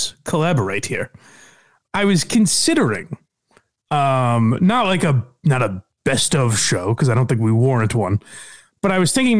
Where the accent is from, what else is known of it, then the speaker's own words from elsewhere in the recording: Wilbraham, Massachusetts, United States; my home country of Wilbraham